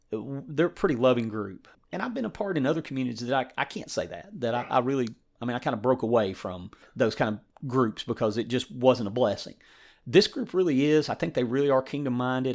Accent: East Tennessee, United States; I grew up in East Tennessee

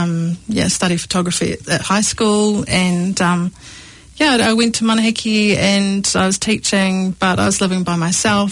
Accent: Nelson, New Zealand; I'm from Nelson

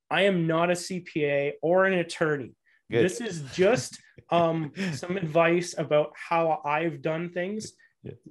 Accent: Canada; I came from the Canadian background and I do 50 50.

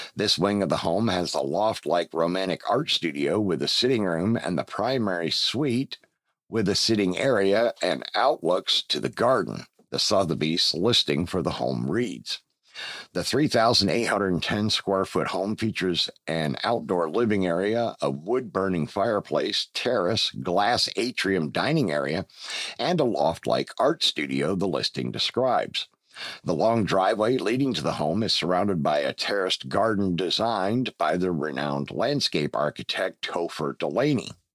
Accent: Pennsylvania, United States; my home state of Pennsylvania

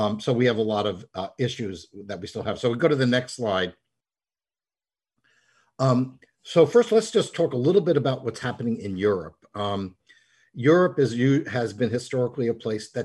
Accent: United States; I'm speaking at a very awkward time as an American.

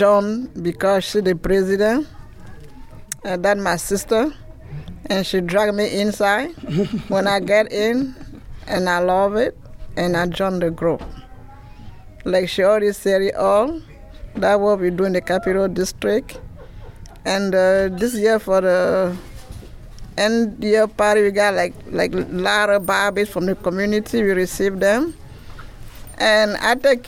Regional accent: Cameroon; first language French; English is a second language; moved away; I'm from Cameroon

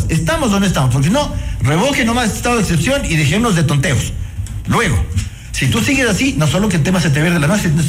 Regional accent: Ecuador; Y eso somos los ecuatorianos.

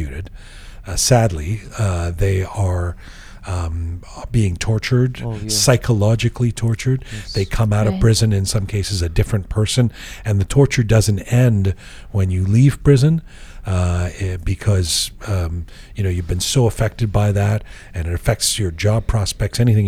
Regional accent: London, United Kingdom; also born or lived in Iran; now in Canada; I was born in London. It says right there. I was born in England. I'm from England and Canada.

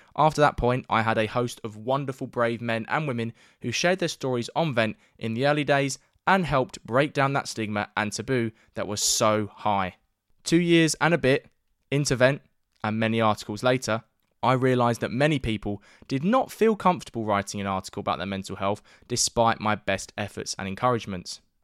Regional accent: London, United Kingdom; my hometown of North East London

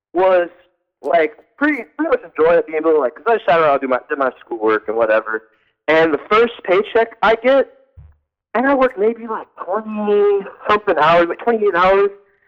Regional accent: Augusta, Georgia, United States; I'm originally from Augusta

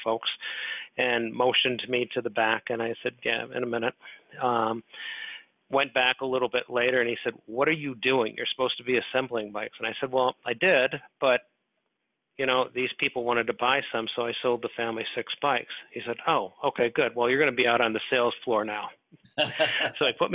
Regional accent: Des Moines, Iowa, United States; now in Oak Brook, United States; I grew up in Des Moines, Iowa

